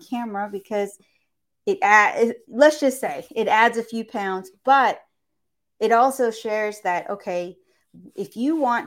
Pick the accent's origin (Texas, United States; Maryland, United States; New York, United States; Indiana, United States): Texas, United States; Houston; I am from Houston, Texas